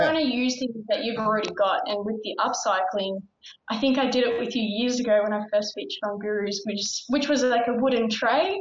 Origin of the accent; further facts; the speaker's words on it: Victoria, Australia; I'm from Victoria